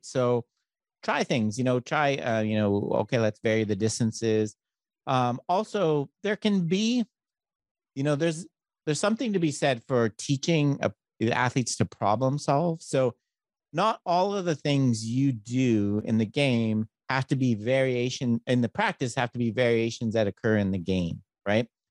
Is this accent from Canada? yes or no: yes; Canada; now in United States; I'm Canadian